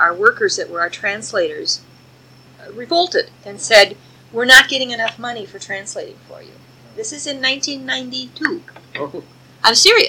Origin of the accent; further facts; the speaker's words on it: United States; as an American